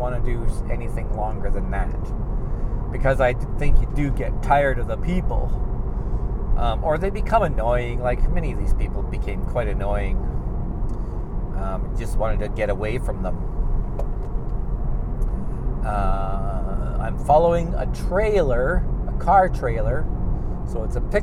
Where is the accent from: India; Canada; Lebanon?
Canada; I'm from Canada